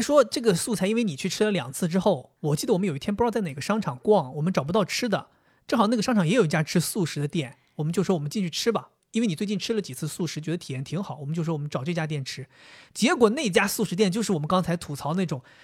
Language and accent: Chinese; Dalian, Liaoning, China; accent: Dalian dialect; 我们大连话叫宣乎